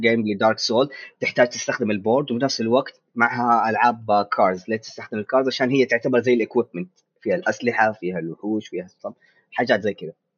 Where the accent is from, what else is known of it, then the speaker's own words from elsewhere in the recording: Saudi Arabia; عندنا في السعوديه